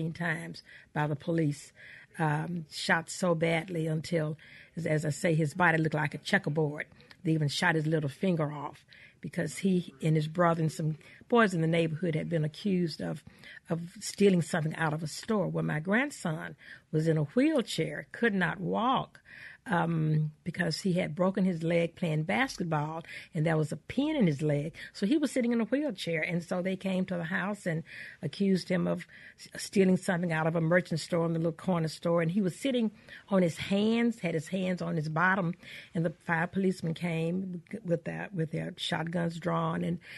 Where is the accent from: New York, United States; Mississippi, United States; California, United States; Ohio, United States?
Mississippi, United States; Canton; also born or lived in Farmhaven, Mississippi; I was born in Farm Haven, however, which is about 16 miles east of Canton, but we moved to Canton when I was five or six.